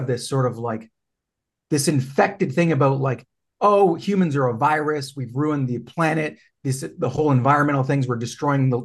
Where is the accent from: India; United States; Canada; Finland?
Canada; I'm Canadian